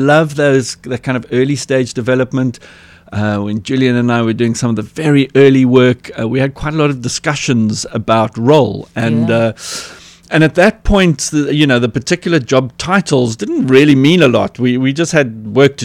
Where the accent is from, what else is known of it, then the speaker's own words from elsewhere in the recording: Cape Town, Western Cape, South Africa; I was born in the Mowbray Maternity Hospital and grew up in the Pinelands area, was schooled in at Westerford in Newlands, attended UCT. So a lot of my early years, my growing up years, were right here in Cape Town.